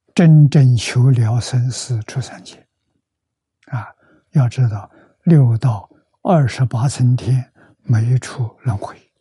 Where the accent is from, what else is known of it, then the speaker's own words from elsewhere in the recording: China; moved away; also born or lived in Taiwan; 我们中国人常讲